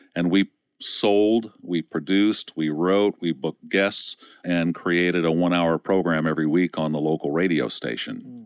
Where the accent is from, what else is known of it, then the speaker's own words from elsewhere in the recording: Ohio, United States; industrial area where I was raised in Ohio